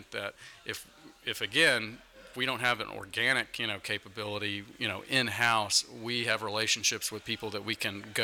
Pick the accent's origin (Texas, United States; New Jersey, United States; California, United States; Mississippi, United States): Texas, United States; Dallas-Fort Worth area; moved away as an adult; now in Washington, D.C., United States; I'm from the Dallas-Fort Worth area